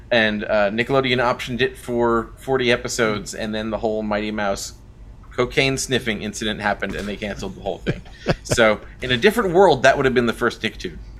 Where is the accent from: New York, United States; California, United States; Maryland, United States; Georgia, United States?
New York, United States; I'm from New York